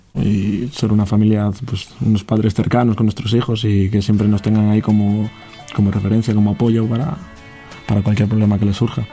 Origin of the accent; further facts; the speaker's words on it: Santander, Cantabria, Spain; tengo 27 años, soy de Santander también